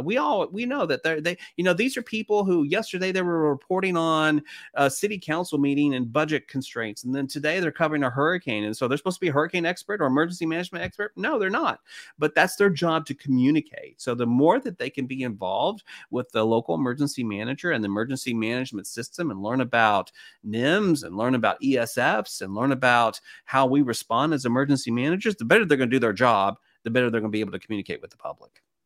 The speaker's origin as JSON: {"language": "English", "town": "Knoxville", "region": "Tennessee", "country": "United States", "tie": "born or raised there", "said": "I was about nine years old growing up in East Tennessee, Knoxville"}